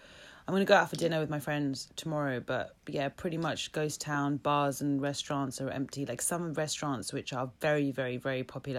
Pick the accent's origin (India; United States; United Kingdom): United Kingdom; now in Hong Kong; And I'm a Japanese British born girl living in Hong Kong.